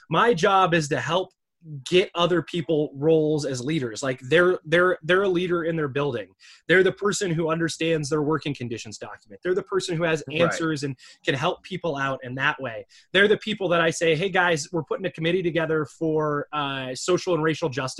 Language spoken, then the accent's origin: English; Michigan, United States; I'm from Michigan. My dad was a UAW member.